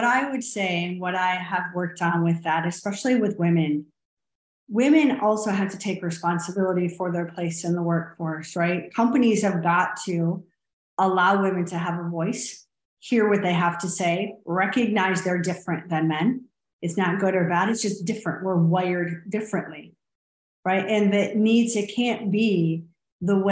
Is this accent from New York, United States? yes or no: no; Clarkston, Michigan, United States; now in Austin, United States